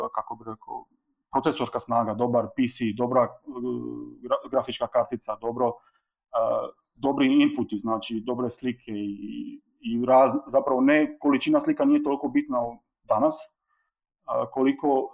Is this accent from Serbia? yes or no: no; Split, Split-Dalmatia County, Croatia; dolazim iz Splita